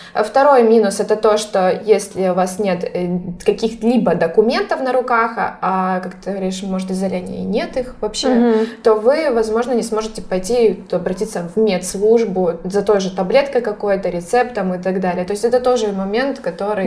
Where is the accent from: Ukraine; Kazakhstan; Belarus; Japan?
Ukraine; Horishni Plavni, Poltava Oblast; moved away as an adult; now in Spain; Да, я родилась в Полтавской области, город Гриш Нижние Плавни, на берегу Днепра